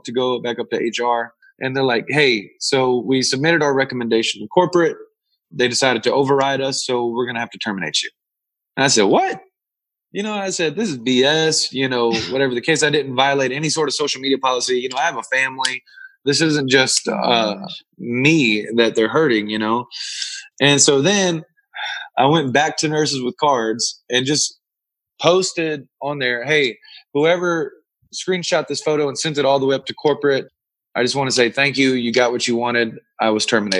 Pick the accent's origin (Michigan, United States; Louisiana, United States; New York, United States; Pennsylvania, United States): Louisiana, United States; now in Arizona, United States; I live out in Arizona and I'm from Louisiana